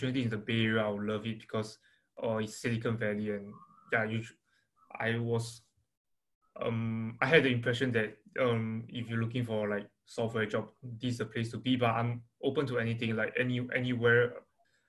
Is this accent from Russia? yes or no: no; Singapore; moved away as an adult; I'm originally from Singapore